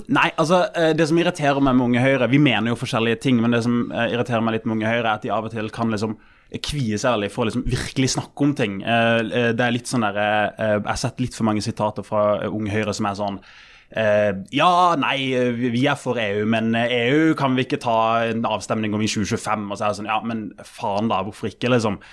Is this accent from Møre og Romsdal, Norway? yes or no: no; Kristiansand, Agder, Norway; Jeg er fra Kristiansand